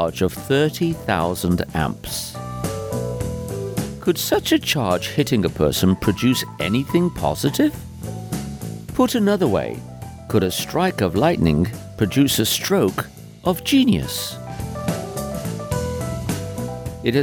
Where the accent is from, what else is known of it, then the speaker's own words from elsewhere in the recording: United Kingdom; being a Brit